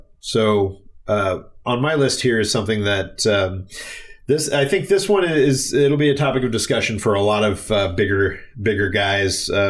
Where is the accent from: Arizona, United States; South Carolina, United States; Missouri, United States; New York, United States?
Missouri, United States; St. Louis; this one comes from my hometown. Maybe you've heard of it. It's called Budweiser.